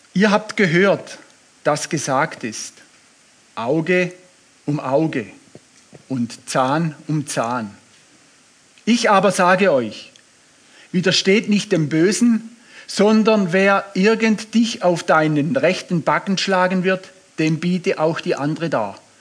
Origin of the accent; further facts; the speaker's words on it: Swabia, Germany; ich bin Schwabe